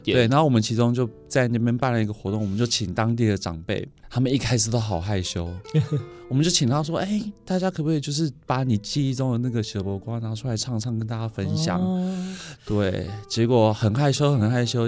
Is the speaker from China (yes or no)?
no; Taiwan; 我们台湾人直接顺着语韵唱